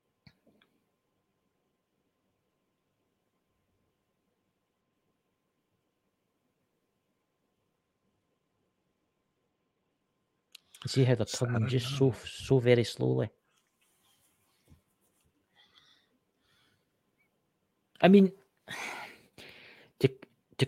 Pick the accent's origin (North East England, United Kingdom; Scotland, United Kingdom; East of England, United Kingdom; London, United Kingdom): Scotland, United Kingdom; I'm Scotland. I'm from Scotland, obviously. Tell my accent